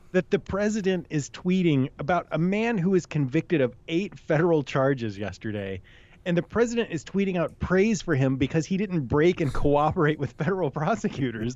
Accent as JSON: {"language": "English", "region": "New Hampshire", "country": "United States", "said": "I'm from New Hampshire"}